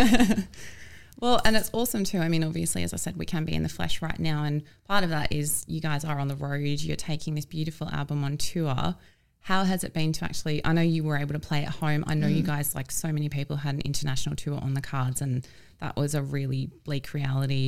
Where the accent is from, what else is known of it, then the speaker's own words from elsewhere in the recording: Gold Coast, Queensland, Australia; moved away; I'm from the Gold Coast and I didn't realise till I left it it's regional.